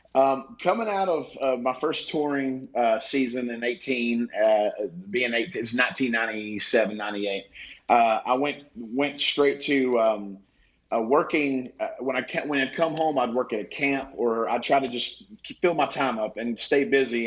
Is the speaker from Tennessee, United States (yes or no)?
yes; East Tennessee, United States; also born or lived in Nashville, Tennessee; Growing up in East Tennessee, I live in Nashville now, but growing up in East Tennessee